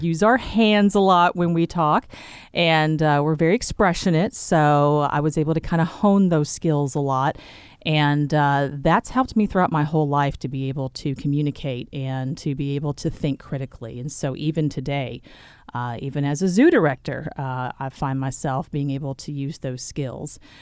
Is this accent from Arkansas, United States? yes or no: yes; Sherwood, Arkansas, United States; also born or lived in Little Rock, Arkansas; So I was born and raised in central Arkansas. I grew up in Sherwood.